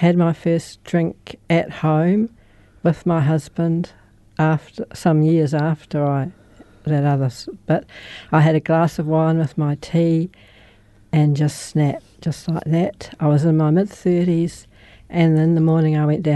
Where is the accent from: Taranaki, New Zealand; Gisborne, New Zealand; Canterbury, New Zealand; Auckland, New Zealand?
Canterbury, New Zealand; Christchurch; I was born in Christchurch